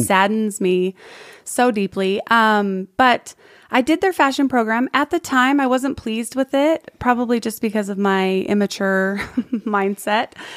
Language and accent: English; San Diego, California, United States; moved away as an adult; also born or lived in Palm Springs, California / Sugar House, Salt Lake City, Utah; now in Utah, United States; born Palm Springs, born in Palm Springs, raised in San Diego, the foothills of San Diego, so Ramona area